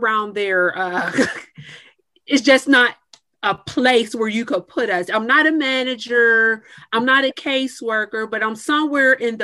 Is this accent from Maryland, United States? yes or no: no; Clarendon, Pennsylvania, United States; now in Pittsburgh, United States; I am from a small metropolis outside of Pittsburgh. It's called Clarendon, Pennsylvania